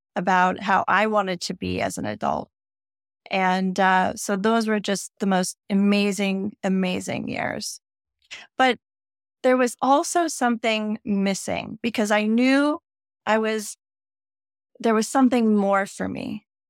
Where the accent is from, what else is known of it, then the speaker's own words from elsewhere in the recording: Northern California, United States; growing up in Northern California on the ocean in the seventies